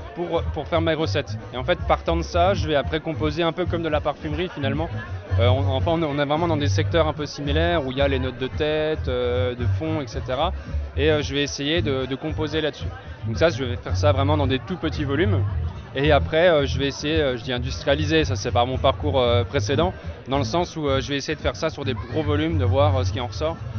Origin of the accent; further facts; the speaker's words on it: Jura, Bourgogne-Franche-Comté, France; moved away as an adult; also born or lived in Germany / Strasbourg; je suis originaire du Jura